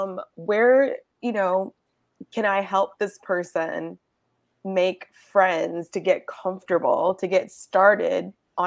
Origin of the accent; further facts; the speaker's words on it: Georgia, United States; Because I'm actually from Georgia